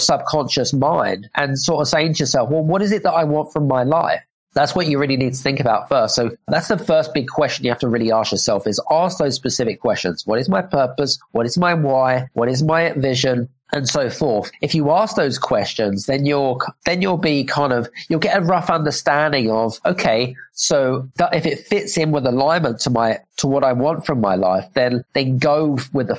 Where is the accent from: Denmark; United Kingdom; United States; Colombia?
United Kingdom; accent: British; now in Cyprus; I'm British because I've got a British accent